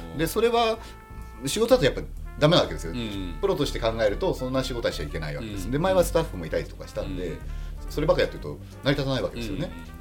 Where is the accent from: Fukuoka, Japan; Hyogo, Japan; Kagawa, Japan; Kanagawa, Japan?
Fukuoka, Japan; 俺は福岡の人間だったんだな